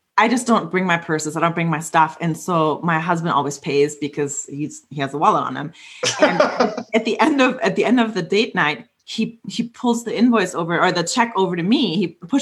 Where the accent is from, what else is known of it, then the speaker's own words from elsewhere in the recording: Germany; moved away; a house in my hometown in Germany